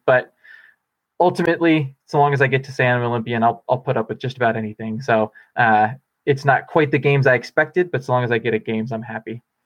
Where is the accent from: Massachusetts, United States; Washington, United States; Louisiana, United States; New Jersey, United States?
Washington, United States; Bellingham; now in Boulder, United States; I'm going back to Bellingham, my, my hometown where my parents live